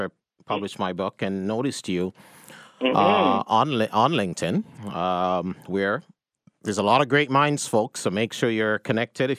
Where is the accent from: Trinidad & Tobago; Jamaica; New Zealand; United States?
Jamaica; moved away; I'm the one that grew up in Jamaica